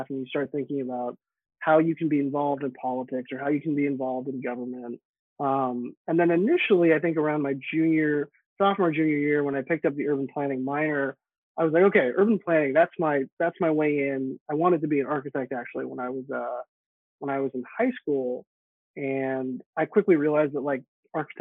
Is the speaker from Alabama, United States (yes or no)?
no; San Francisco, California, United States; I grew up in San Francisco